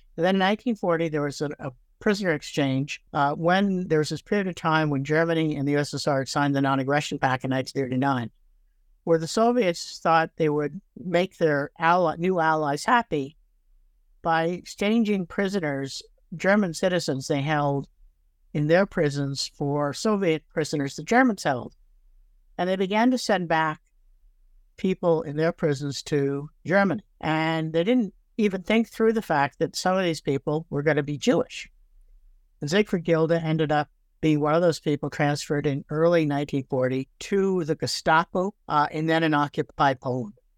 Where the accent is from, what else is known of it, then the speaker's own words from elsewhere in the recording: Toronto, Ontario, Canada; also born or lived in Brooklyn, New York / Fredericton, New Brunswick; now in Victoria, Canada; I actually grew up in Toronto